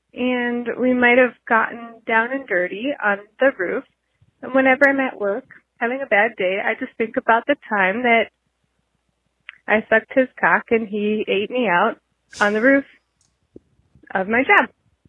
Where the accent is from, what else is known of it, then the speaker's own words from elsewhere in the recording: Oklahoma, United States; I am from Oklahoma, tragically